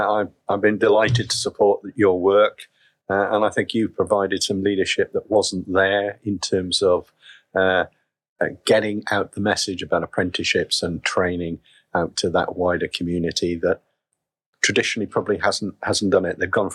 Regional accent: Wales, United Kingdom; now in England; I grew up in Wales, in South Wales. People tell me I've lost my Welsh accent, and I have

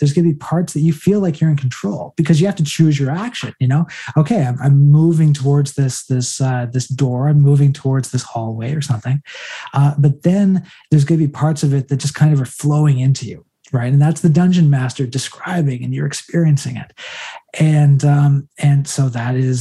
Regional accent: Canada; we're from Canada

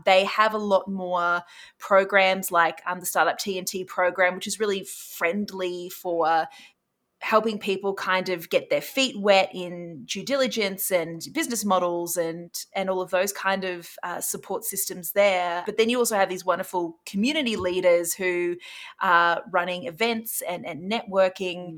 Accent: Australia; now in Canada

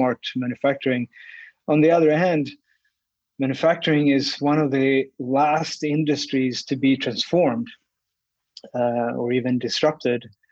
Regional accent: Sweden; moved away as an adult; also born or lived in Australia / Oakville, Ontario; now in Canada; I grew up in Sweden

